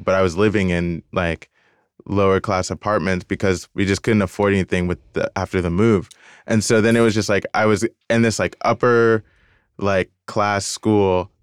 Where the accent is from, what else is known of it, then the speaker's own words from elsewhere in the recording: Decatur, Georgia, United States; moved away; also born or lived in Virginia; I grew up in Atlanta, I grew up in Decatur, and so it was just like all black